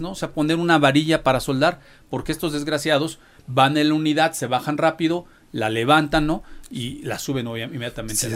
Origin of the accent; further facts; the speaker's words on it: Puebla, Mexico; como muchos poblanos